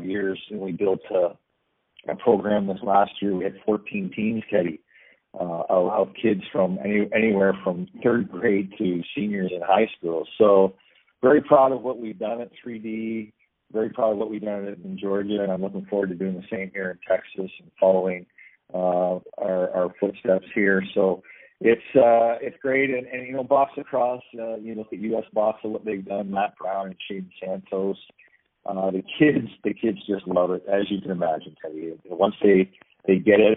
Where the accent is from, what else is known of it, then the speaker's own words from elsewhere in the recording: Canada; a Canadian citizen